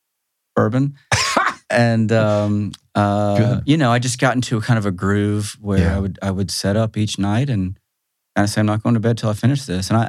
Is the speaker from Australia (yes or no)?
no; Athens, Georgia, United States; I grew up in Athens, actually.